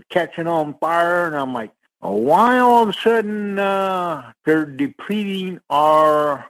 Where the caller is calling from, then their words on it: Sarasota, Florida, United States; in Sarasota.